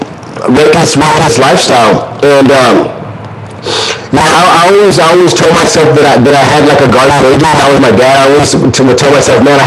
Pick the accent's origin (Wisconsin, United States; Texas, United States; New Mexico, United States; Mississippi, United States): Texas, United States; Corpus Christi; also born or lived in Bay City, Texas; my mom decided to move us to a better city. And then that was Corpus Christi